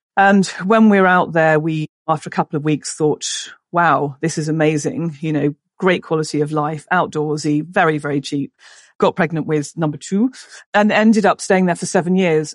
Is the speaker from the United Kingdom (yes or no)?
yes; England, United Kingdom; moved away as an adult; also born or lived in Spain; beautiful house where I grew up in England